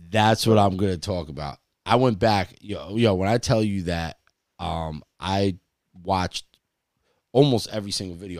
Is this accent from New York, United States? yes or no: no; New Jersey, United States; We're from Jersey.